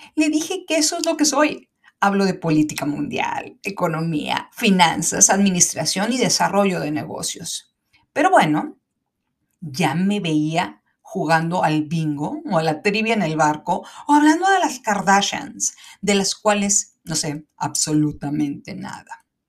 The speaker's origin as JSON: {"language": "Spanish", "country": "Mexico"}